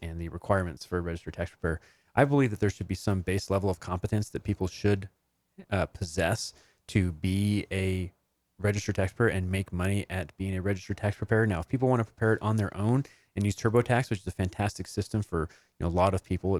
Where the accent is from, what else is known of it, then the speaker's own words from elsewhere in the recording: New Mexico, United States; I was born in New Mexico.